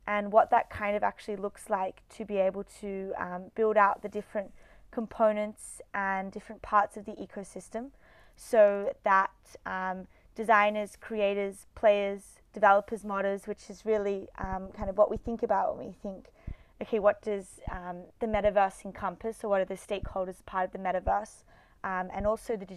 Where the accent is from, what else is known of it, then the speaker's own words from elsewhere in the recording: Australia; I'm from Australia, so Sydney University.